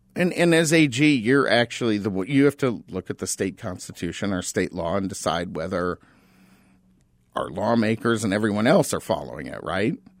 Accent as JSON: {"language": "English", "town": "Tucson", "region": "Arizona", "country": "United States", "tie": "born or raised there", "moved": "yes", "lives_now": "Phoenix, United States", "said": "I'm from Tucson, and, and, you know, I get, granted, I grew up there"}